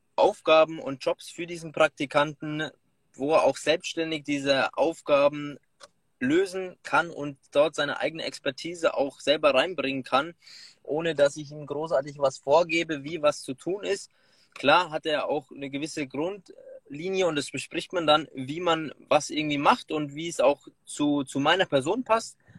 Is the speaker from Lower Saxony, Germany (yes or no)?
no; Munich, Bavaria, Germany; gebürtiger Münchner